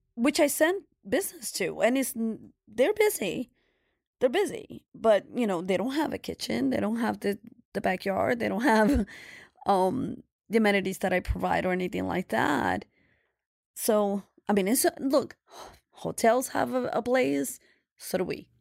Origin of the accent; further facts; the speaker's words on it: New York City, New York, United States; we're New Yorkers or we're from Brooklyn